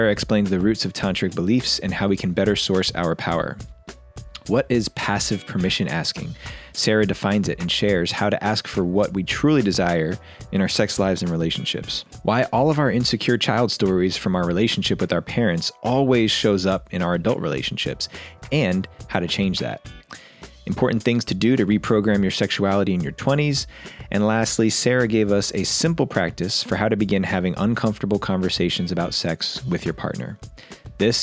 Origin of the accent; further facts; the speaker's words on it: New Jersey, United States; moved away; I grew up in New Jersey